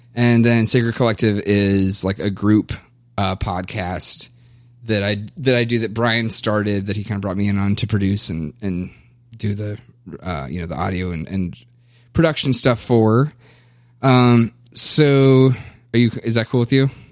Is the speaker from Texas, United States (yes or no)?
no; Kentucky, United States; now in Minnesota, United States; I was born and raised in Kentucky